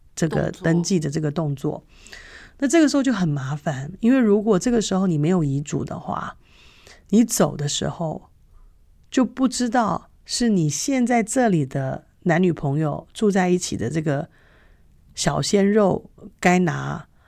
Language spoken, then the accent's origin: Chinese; Taipei, Taiwan; now in New Zealand; 我很羡慕以前在台北长大的时候